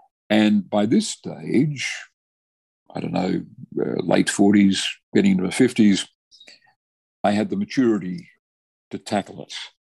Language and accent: English; Australia; I think they've made a huge contribution to Australia, and that they had rich personalities. I grew up in Young Labor, sponsored by Paul Keating